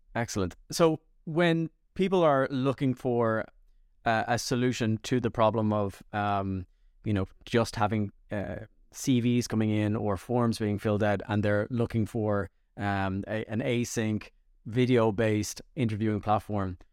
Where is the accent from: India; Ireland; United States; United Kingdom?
Ireland; I'm Irish